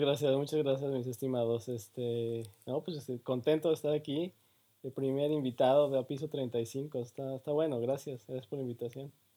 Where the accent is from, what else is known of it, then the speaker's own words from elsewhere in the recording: Mexico; moved away as an adult; now in Canada; soy más, soy más mexicano, bueno, me considero también muy mexicano